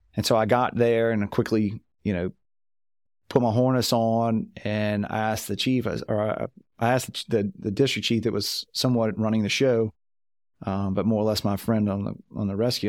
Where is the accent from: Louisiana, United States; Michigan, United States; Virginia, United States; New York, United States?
Louisiana, United States; I'm from Louisiana